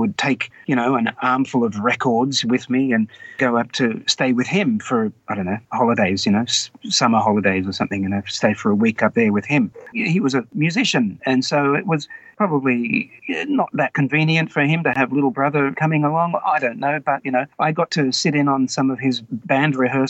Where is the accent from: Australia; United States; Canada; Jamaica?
Australia; Wagga Wagga, New South Wales; So growing up in Wagga, as a high school student, well, by the time I'm in high school